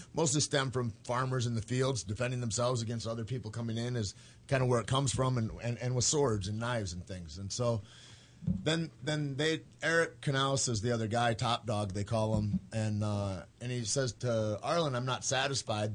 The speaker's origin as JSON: {"language": "English", "town": "Santa Fe", "region": "New Mexico", "country": "United States", "said": "I was from Santa Fe"}